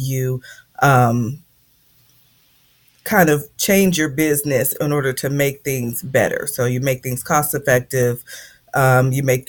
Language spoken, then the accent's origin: English; Indianapolis, Indiana, United States; moved away as an adult; I'm from Indianapolis, Indiana, born and raised. I was there all my youth and half of my adult life.